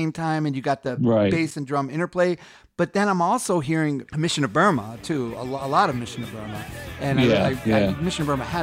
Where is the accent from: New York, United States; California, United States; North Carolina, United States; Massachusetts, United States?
New York, United States; I'm from Queens